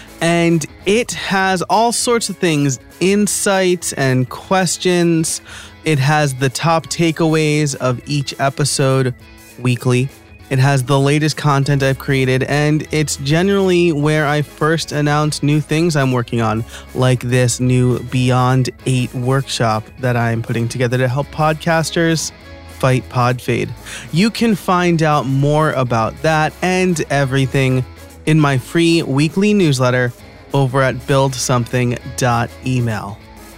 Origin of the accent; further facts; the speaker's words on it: United States; I'm American Italian, and so I always want to say like Pampalone or something like that.